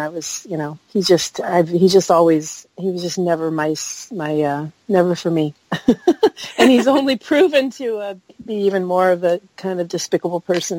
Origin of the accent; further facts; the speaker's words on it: East Coast, United States; now in Bay Area, United States; I've been in the Bay Area for almost 30 years, but I'm originally from the East Coast, and I moved out here in 88.